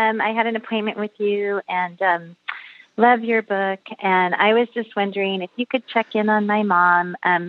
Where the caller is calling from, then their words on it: San Francisco Bay Area, California, United States; I'm calling from San Francisco Bay Area.